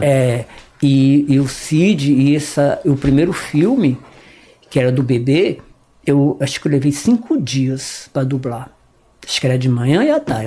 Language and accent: Portuguese; Northeast Region, Brazil; accent: nordestino; moved away; also born or lived in Fortaleza; eu sou nordestino.